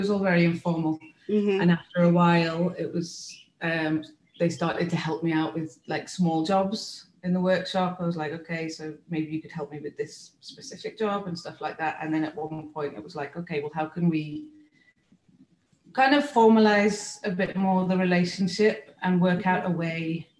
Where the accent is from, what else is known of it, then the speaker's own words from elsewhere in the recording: United Kingdom; moved away as an adult; also born or lived in Spain / Mexico; now in Oaxaca, Mexico; I am British, born and raised British from the UK